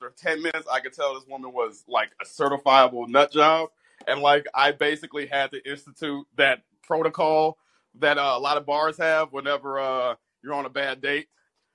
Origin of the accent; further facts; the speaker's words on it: United States; I'm from the States